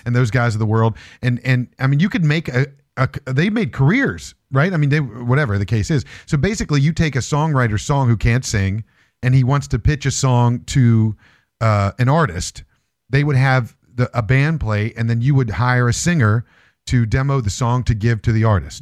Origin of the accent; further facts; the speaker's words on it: Morgantown, West Virginia, United States; I'm from West Virginia